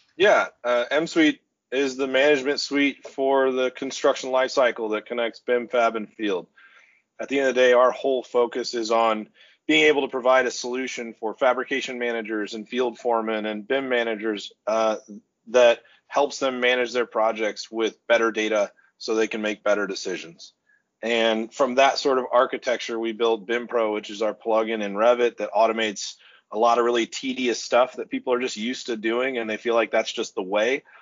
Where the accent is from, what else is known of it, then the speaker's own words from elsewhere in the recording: Oklahoma City, Oklahoma, United States; now in Iowa, United States; I'm originally from Oklahoma City